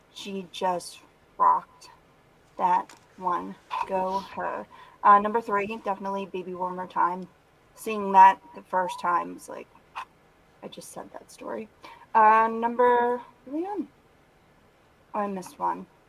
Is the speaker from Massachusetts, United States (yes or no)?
no; Philadelphia, Pennsylvania, United States; Southern Philadelphia